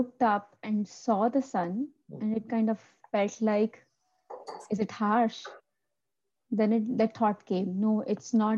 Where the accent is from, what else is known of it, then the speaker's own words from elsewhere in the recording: Amritsar, Punjab, India; moved away as an adult; also born or lived in Delhi; born and brought up in Amritsar